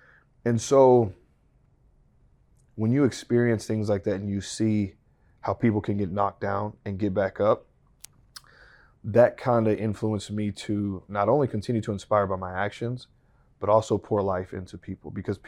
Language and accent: English; Texas, United States; I'm from the Texas Panhandle. I did it every season.